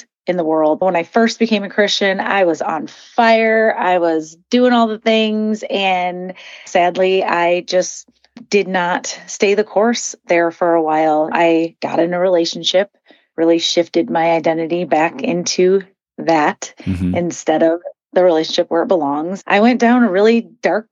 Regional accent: Midwest, United States; I grew up in the Midwest

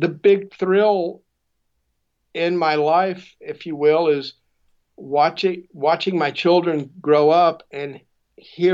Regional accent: Houston, Texas, United States; I grew up in Houston, Texas, and at that point, Houston was a much, much smaller city

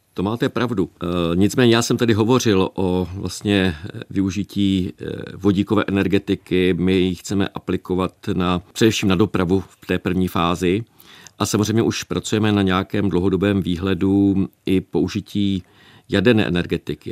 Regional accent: Moravian-Silesian Region, Czechia; u nás v Moravskoslezském kraji

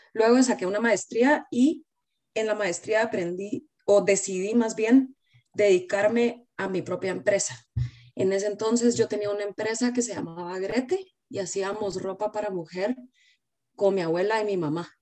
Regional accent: Guatemala; moved away as an adult; now in United States; Vivo en Estados Unidos, pero soy de Guatemala.

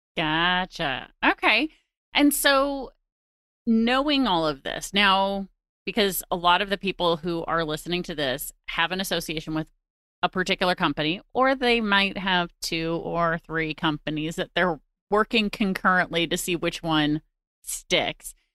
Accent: St. Louis, Missouri, United States; based in my hometown of Saint Louis, Missouri

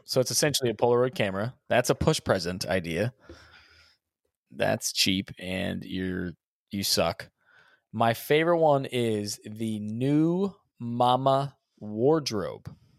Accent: Texas, United States; we're from Texas

